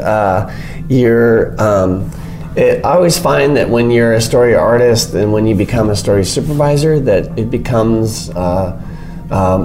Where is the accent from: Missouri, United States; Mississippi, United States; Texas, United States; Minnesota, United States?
Minnesota, United States; moved away as an adult; also born or lived in northern Michigan; now in California, United States; I grew up in Minnesota